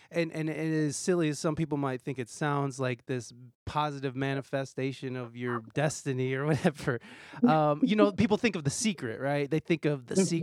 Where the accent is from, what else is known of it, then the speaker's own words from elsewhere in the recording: Toledo, Ohio, United States; moved away as an adult; I'm from here. I'm from Toledo.